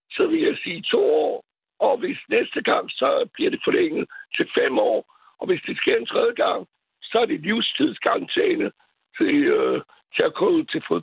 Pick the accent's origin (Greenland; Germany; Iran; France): France; now in Copenhagen, Denmark; jeg er franskmand